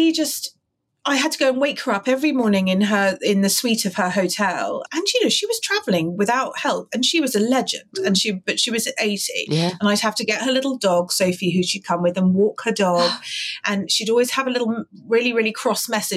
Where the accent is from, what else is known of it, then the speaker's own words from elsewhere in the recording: London, United Kingdom; I'm a Londoner, born and bred